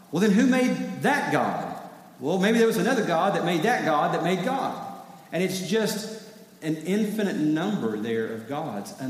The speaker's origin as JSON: {"language": "English", "region": "East Tennessee", "country": "United States", "tie": "born or raised there", "moved": "yes", "lives_now": "South Carolina, United States", "said": "I grew up in East Tennessee"}